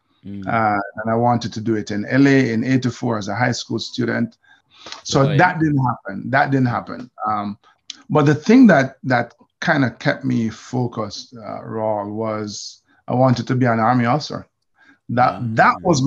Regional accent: Jamaica; moved away as an adult; now in United States; I grew up knowing that my descendants are slaves, right? We're from Jamaica

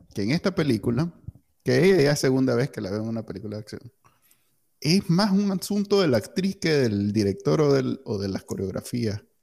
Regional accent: Nicaragua; now in United States; nosotros crecimos en Nicaragua

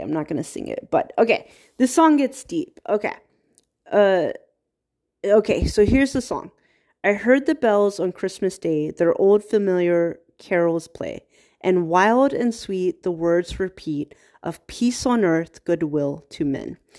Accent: Virginia, United States; I'm from Virginia

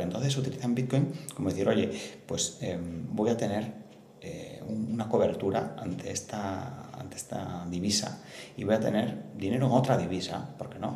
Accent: northern Spain, Spain; moved away; also born or lived in Spanish Mediterranean coast; el norte de España de donde soy originario

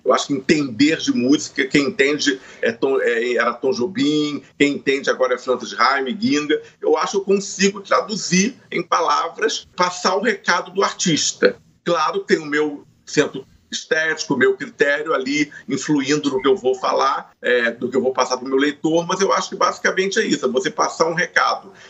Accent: Rio de Janeiro, Brazil; É, eu sou carioca, do subúrbio carioca, fui criado ali.

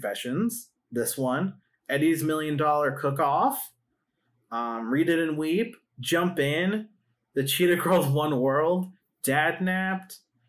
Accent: Michigan, United States; we live in Michigan and that's our capital city.

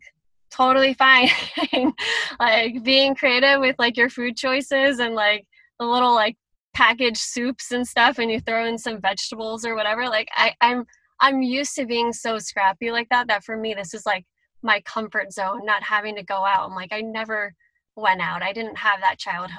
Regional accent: Philadelphia, Pennsylvania, United States; born or raised there

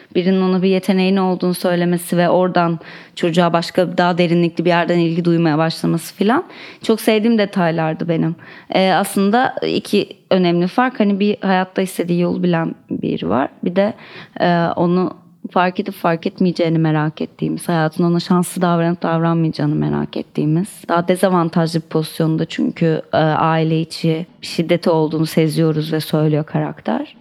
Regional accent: Istanbul, Turkey; çocukluğum İstanbul'da geçti

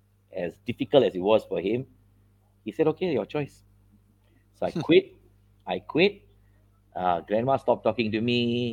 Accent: India; So I come from, you see, I'm an Indian boy.

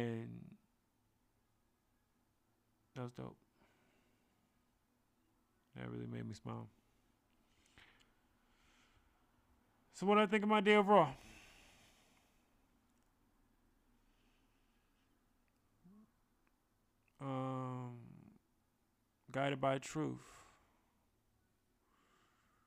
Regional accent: San Francisco, California, United States; being in my hometown at Golden Gate Park

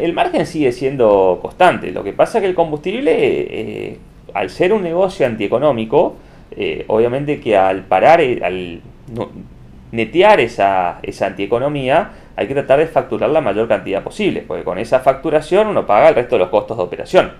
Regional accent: Argentina; somos los argentinos

